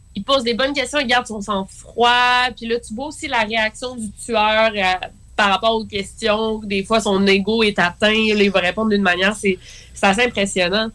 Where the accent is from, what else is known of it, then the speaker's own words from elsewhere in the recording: Quebec City, Quebec, Canada; je viens de Québec